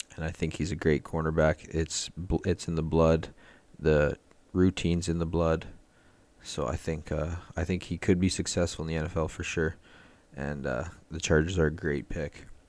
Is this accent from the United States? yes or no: no; Canada; I'm from Canada